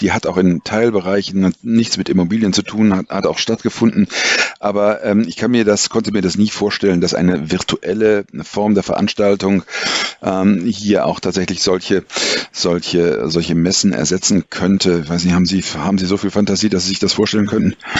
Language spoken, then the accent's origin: German; Germany; als Deutsche